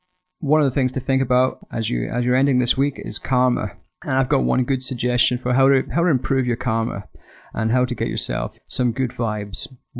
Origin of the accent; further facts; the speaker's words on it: Scotland, United Kingdom; I'm a Scotsman.